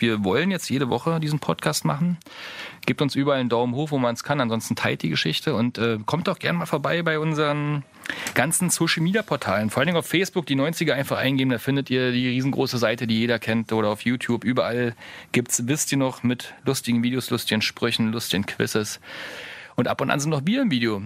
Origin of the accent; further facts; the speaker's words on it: Saxony, Germany; accent: Saxon; man hört es vielleicht an meinem sächsischen Akzent.